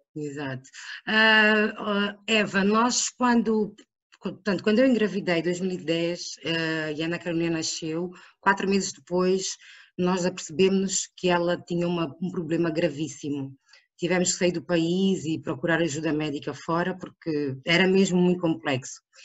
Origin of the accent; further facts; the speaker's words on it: Angola; moved away; also born or lived in Portugal; sou angolana, uh, sempre estudei em Portugal e em Angola. Uh, regressei a Angola para trabalhar